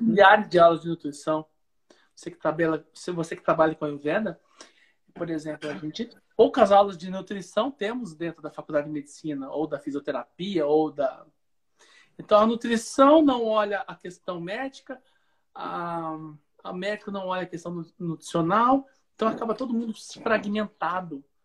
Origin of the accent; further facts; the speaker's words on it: Piracicaba, São Paulo, Brazil; now in Uberlândia, Brazil; eu sou de Piracicaba, no interior de São Paulo, e vim para Minas Gerais, onde eu resido. A cidade chama Uberlândia, no Triângulo Mineiro